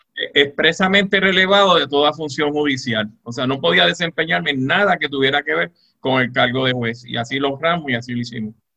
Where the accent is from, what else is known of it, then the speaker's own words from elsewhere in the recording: Moca, Puerto Rico; also born or lived in Mayagüez, Puerto Rico; soy mocano de pura cepa, eh, nací en Mayagüez, pero soy mocano de pura cepa